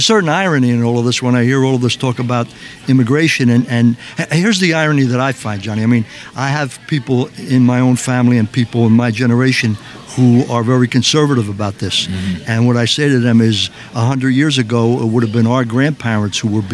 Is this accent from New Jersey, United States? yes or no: yes; New Jersey, United States; also born or lived in South Philadelphia, Pennsylvania; I was born in South Philly, grew up in South Jersey.